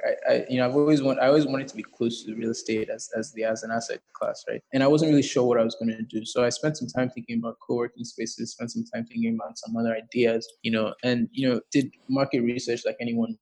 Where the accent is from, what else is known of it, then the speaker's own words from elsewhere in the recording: Nigeria; moved away as an adult; I grew up in Nigeria from when I was born to when I was 17, went for school and then came back